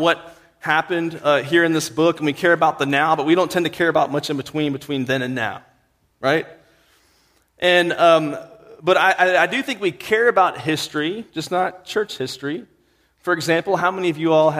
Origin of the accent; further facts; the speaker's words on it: Virginia, United States; moved away; where I'm from, Virginia, we look down on West Virginia